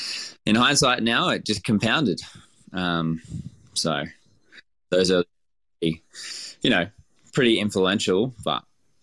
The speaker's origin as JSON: {"language": "English", "region": "Queensland", "country": "Australia", "tie": "born or raised there", "said": "Growing up in Queensland and stuff, it was like we were pretty, a really working class family. It wasn't very much. It was, meat and three veg, that sort of thing."}